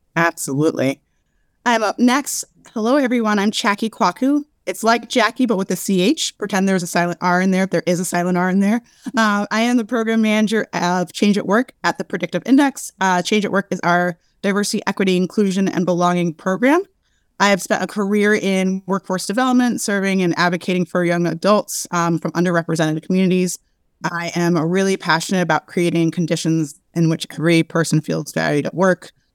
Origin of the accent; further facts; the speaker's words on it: Brooklyn, New York, United States; I am born and raised in Brooklyn